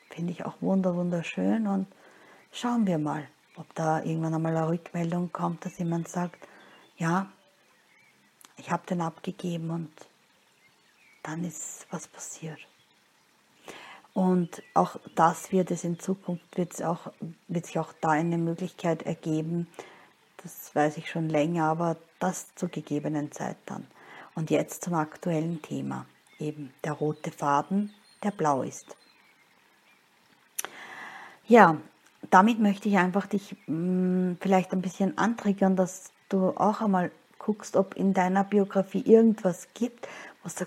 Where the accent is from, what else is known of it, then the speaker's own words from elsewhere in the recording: Linz, Upper Austria, Austria; born there; wie gesagt, ich bin eben in Linz geboren und das ist eine von den 72 Städten, die an der Donau liegen.